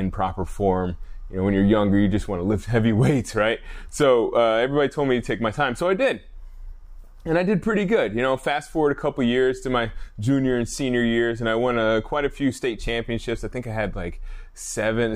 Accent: Alaska, United States; I'm a guy from Alaska

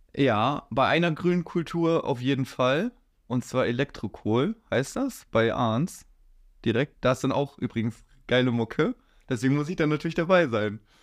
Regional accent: Kuhstedt, Lower Saxony, Germany; ich wohne, seitdem ich gewohnt bin, in Kuhstedt. Und ja, da bleib ich.

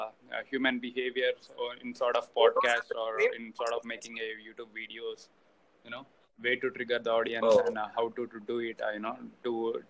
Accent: Hyderabad, Telangana, India; I'm from Hyderabad.

